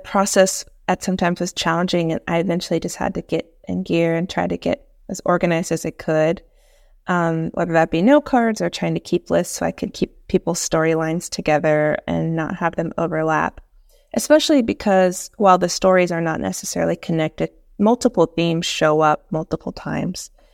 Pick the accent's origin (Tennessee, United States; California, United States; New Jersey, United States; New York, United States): Tennessee, United States; East; also born or lived in Piedmont, North Carolina; now in Winston-Salem, United States; I'm from East Tennessee, and I live in Piedmont of North Carolina now